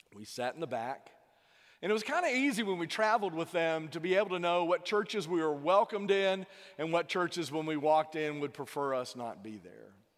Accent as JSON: {"language": "English", "region": "south Louisiana", "country": "United States", "tie": "born or raised there", "said": "born south of Interstate ten, you know, in, in Louisiana."}